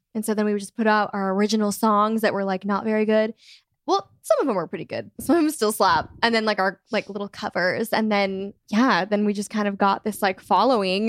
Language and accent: English; Michigan, United States; born or raised there; now in Nashville, United States